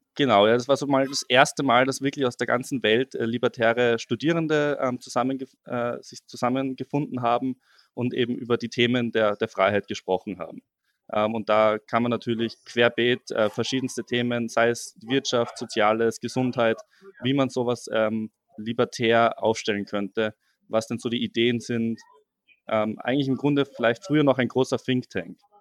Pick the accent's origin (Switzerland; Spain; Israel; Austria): Austria; now in Passau, Germany; ich komme ja eigentlich aus Österreich